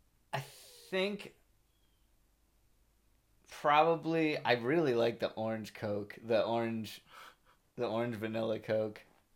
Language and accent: English; New York, United States; And I'm from New York, and I'm saying that pizza was definitely on par.